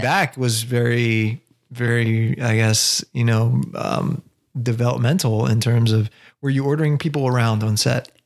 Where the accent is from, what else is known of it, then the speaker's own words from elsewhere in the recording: Baltimore, Maryland, United States; we're born in Baltimore